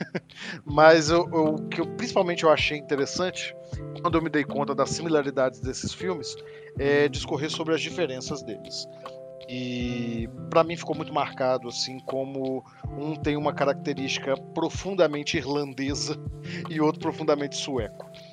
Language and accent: Portuguese; Minas Gerais, Brazil; nós, eu e Edvaldo somos aqui de Minas Gerais